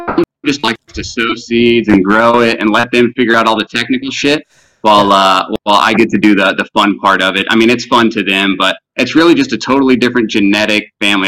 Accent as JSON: {"language": "English", "town": "Spring", "region": "Texas", "country": "United States", "tie": "born or raised there", "also_born_or_lived": "Houston, Texas / Denver, Colorado", "moved": "as an adult", "said": "I was born and raised in Spring."}